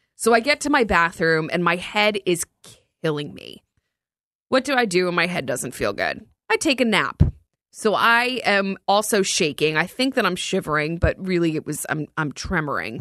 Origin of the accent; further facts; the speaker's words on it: New Jersey, United States; I grew up in North Jersey